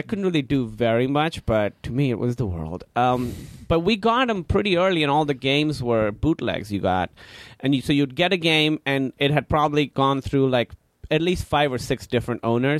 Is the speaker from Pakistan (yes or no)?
yes; Karachi, Sindh, Pakistan; English is a second language; now in United States; Pakistan, Karachi.